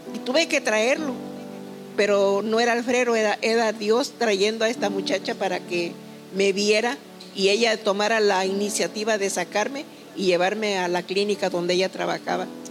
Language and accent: Spanish; Tuxtepec, Oaxaca, Mexico; yo soy originaria de un pueblo muy hermoso del estado de Oaxaca, llamado Santa Úrsula, Tustepe, Oaxaca. Vengo de ese pueblecito a la orilla de un hermoso río, donde viví mucho tiempo de mi infancia